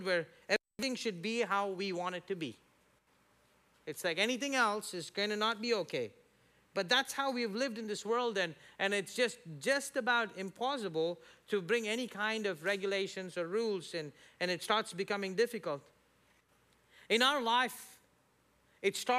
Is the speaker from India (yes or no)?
yes; India; now in United States; me as an Indian